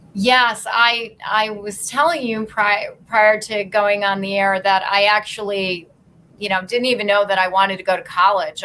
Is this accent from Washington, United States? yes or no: no; Endicott, New York, United States; also born or lived in Rochester, New York; now in New York City, United States; I grew up in in right around Binghamton, New York, in a very small town called Endicott